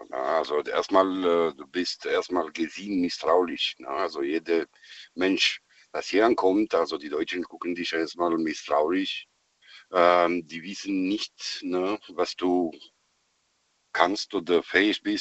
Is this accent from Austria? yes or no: no; Romania; German is a second language; now in Stuttgart, Germany; Ich bin aus Herkunft von Rumänien.